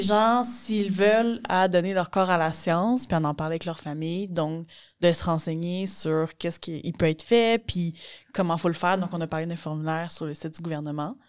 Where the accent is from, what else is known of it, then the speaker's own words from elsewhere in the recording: Mauricie, Quebec, Canada; je viens de la Mauricie